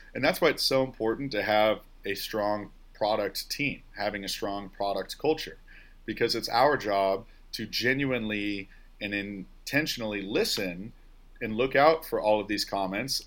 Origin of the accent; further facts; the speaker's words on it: about forty miles west of Chicago, Illinois, United States; moved away as an adult; also born or lived in Oklahoma; I'm a kid from the Midwest as well, about forty miles west of Chicago